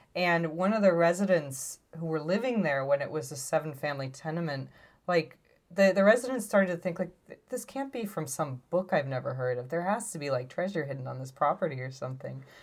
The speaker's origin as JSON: {"language": "English", "town": "Chicago", "region": "Illinois", "country": "United States", "moved": "yes", "lives_now": "Portland, United States", "said": "I come from Chicago, which is, like, we, we see architecture as such, like, an integral part of our heritage"}